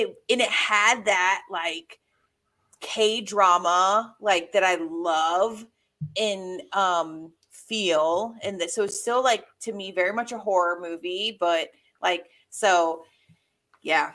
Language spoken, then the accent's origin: English; the South, United States; moved away; being a Southerner